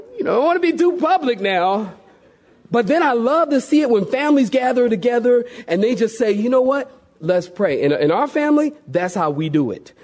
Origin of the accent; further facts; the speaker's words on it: Philadelphia, Pennsylvania, United States; I'm from Philadelphia, big city, and we have the subway